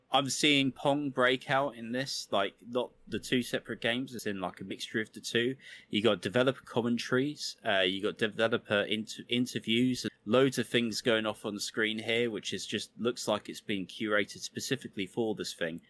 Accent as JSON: {"language": "English", "country": "United Kingdom", "tie": "born or raised there", "said": "being a Brit- British kid"}